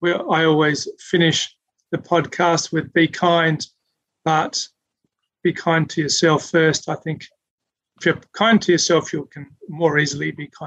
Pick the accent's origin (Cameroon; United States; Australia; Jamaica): Australia; Adelaide, South Australia; moved away; I'm from Adelaide